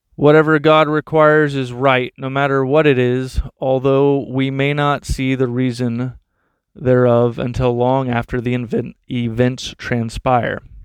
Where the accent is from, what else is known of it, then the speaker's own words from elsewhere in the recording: Texas, United States; I grew up in Texas